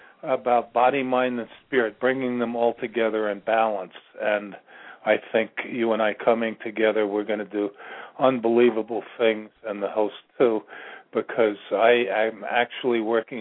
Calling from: Virginia, United States; I'm calling from Virginia.

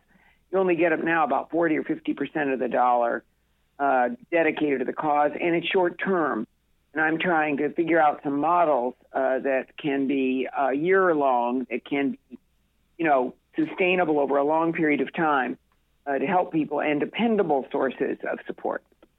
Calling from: Newport, Rhode Island, United States; I'm calling in actually from Newport.

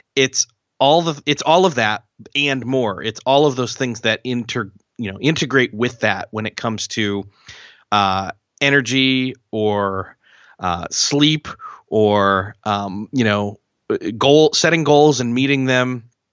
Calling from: Marion, Indiana, United States; I am calling from Marion, Indiana, which is in the United States

